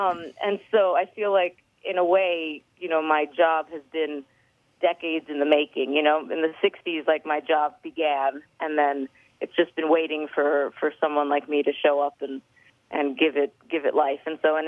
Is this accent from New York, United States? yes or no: yes; New York, United States; New York.